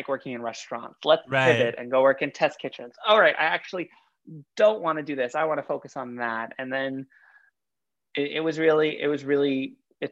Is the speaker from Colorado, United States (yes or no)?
no; New York City, New York, United States; also born or lived in Long Island; I grew up in Queens up until high school, pretty much, and then like bar mitzvah season. And then for bar mitzvah season, we moved out to Long Island